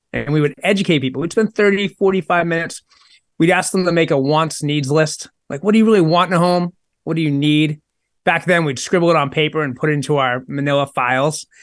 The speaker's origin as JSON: {"language": "English", "town": "Maynard", "region": "Massachusetts", "country": "United States", "tie": "born or raised there", "said": "the town I grew up in in Maynard, Massachusetts"}